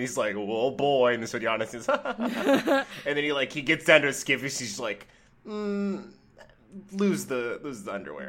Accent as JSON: {"language": "English", "region": "Michigan", "country": "United States", "said": "I'm from Michigan."}